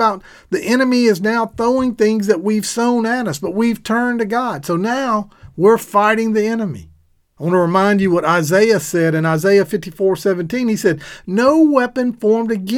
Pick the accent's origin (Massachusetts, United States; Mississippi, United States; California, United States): Mississippi, United States; Meridian; now in Jackson, United States; Meridian, which I grew up